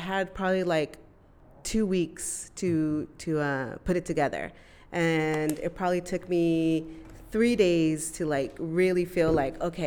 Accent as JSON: {"language": "English", "area": "South Bay, San Diego", "region": "California", "country": "United States", "said": "I'm from the South Bay, so we don't have spaces like this"}